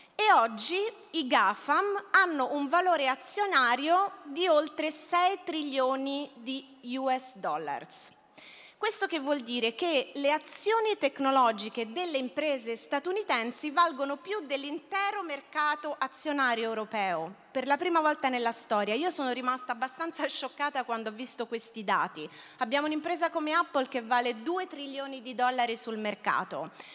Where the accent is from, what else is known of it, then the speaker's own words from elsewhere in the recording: Rome, Lazio, Italy; moved away; also born or lived in Barcelona; io sono romana